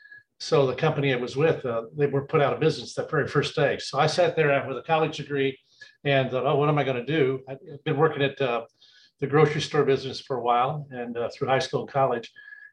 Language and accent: English; Kansas City, Missouri, United States; Well, I grew up in the Northland. I went to De La Salle High School over in Kansas City off of Sale, went to Rockers College.